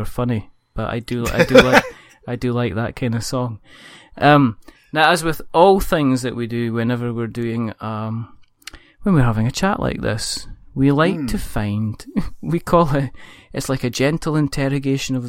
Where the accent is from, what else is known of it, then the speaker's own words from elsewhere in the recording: Scotland, United Kingdom; I'm Scottish